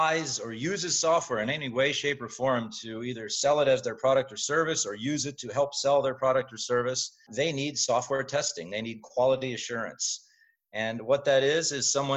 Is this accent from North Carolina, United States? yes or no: no; Central Ohio, United States; Born and raised in Central Ohio